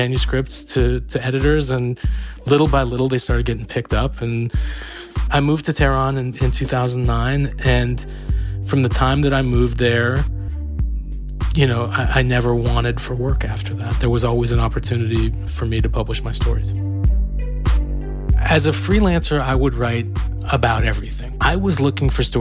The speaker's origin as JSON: {"language": "English", "area": "San Francisco Bay Area", "region": "California", "country": "United States", "tie": "born or raised there", "also_born_or_lived": "Iran", "moved": "yes", "said": "I grew up in the San Francisco Bay Area."}